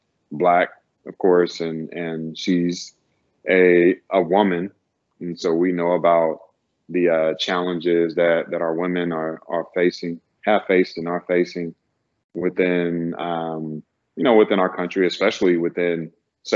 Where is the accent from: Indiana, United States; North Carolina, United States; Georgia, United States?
North Carolina, United States; moved away; also born or lived in California; Growing up in North Carolina, it is more of a conservative space